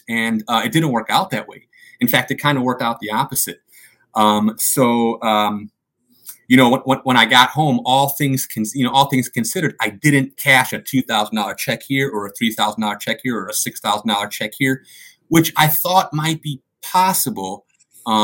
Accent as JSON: {"language": "English", "town": "Chicago", "region": "Illinois", "country": "United States", "tie": "born or raised there", "said": "I grew up in Chicago"}